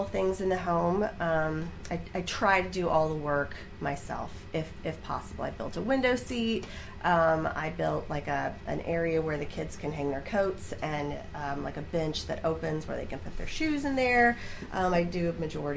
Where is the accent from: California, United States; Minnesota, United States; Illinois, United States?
Illinois, United States; Herrin; I am from Heron.